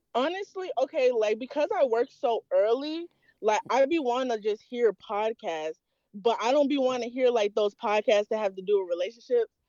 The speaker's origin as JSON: {"language": "English", "country": "Nigeria", "said": "I'm Nigerian"}